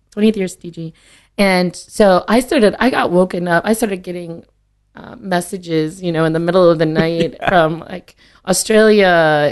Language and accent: English; Green Bay, Wisconsin, United States; moved away as an adult; also born or lived in Mexico, Missouri; I was born in Missouri, but then we moved back to Wisconsin when I was in uh, kindergarten